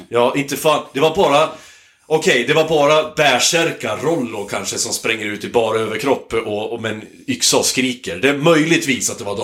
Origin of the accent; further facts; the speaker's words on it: Hälsingland, Gävleborg County, Sweden; moved away; jag är uppvuxen i Hälsingland